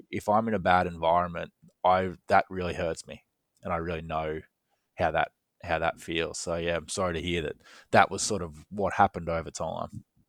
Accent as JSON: {"language": "English", "country": "Australia", "moved": "yes", "said": "I'm from Australia"}